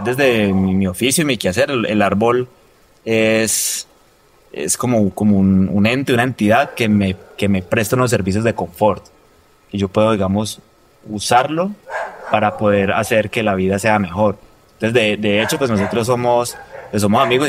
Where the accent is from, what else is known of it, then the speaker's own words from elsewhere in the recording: Roldanillo, Valle del Cauca, Colombia; soy de Roldanillo